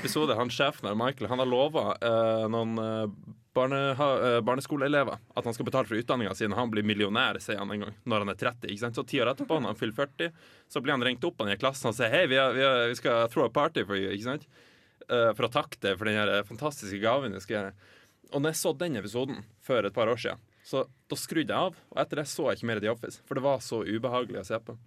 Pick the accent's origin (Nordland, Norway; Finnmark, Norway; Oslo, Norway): Nordland, Norway; Lofoten; moved away; hjemme i Lofoten